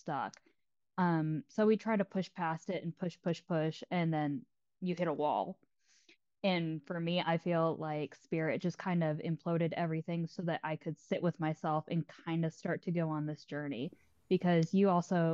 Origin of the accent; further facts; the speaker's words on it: Texas, United States; I'm from Texas